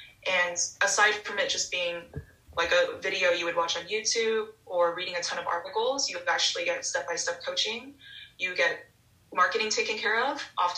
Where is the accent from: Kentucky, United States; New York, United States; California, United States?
California, United States; Los Angeles; also born or lived in Hong Kong; So, yeah, I was born in California, 4 months old, moved straight to Hong Kong. So from a really early age, I lived in two vastly different worlds, spent 5 years in Hong Kong, where most of my family is.